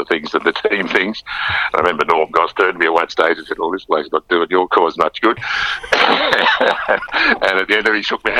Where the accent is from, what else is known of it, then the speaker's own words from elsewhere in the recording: Donald, Victoria, Australia; also born or lived in Hamilton, Victoria; I grew up near Donald, and our footy club was Watcham Corak